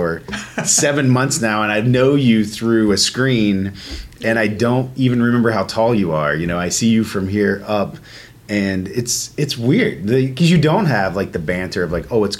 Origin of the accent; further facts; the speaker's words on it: Asheville, North Carolina, United States; now in Pittsburgh, United States; Asheville, North Carolina guy. So in my hometown